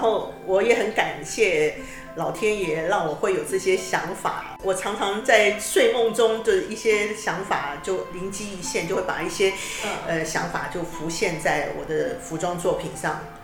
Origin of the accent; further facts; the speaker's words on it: Kaohsiung, Taiwan; now in Taipei, Taiwan; 自己本身我是从高雄南部上来的